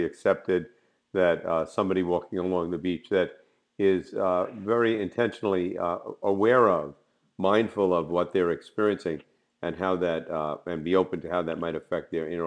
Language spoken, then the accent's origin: English; near Jersey City, New Jersey, United States; I was born and raised near Jersey City